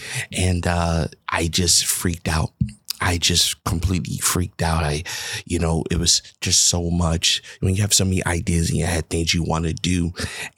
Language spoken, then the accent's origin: English; New York City, New York, United States; moved away; I'm from the Bronx, New York